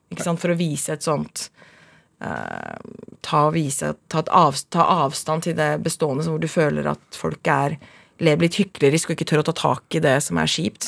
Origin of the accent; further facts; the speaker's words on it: Oslo, Norway; Jeg er fra, fra Oslo. Vokste opp og bodde første året på Manglerud, så flytta vi til Furuset, og så flytta vi til Mortensrud. Så jeg er veldig, veldig Oslo-jente.